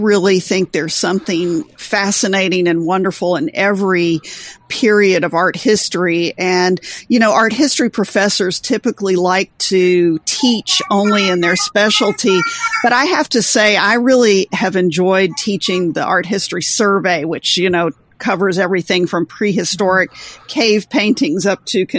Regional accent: the South, United States; I was born and raised in the South.

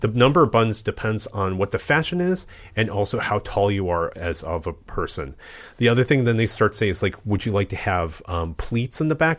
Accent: Midwest, United States; I was born in the Midwest

